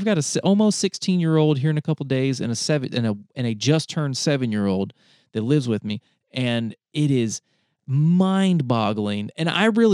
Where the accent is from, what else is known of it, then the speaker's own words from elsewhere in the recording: North Carolina, United States; I was in the 12-year-old range. And I'm from North Carolina. And when we moved out of our single wide trailer